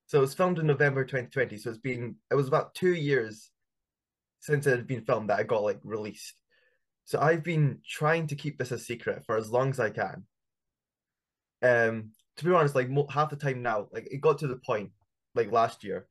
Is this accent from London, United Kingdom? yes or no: no; Scotland, United Kingdom; we're from Scotland